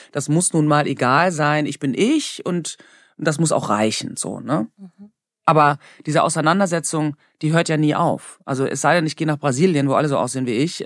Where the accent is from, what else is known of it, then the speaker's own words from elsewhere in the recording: Germany; ich bin halt in Deutschland aufgewachsen.